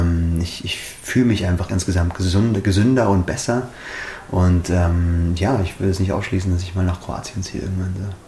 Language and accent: German; Schliersee, Bavaria, Germany; Bin im Schliersee aufgewachsen